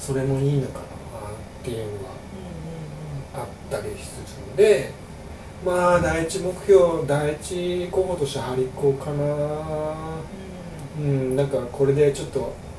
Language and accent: Japanese; Hamamatsu, Shizuoka, Japan; 僕の僕が出身浜松なんですけど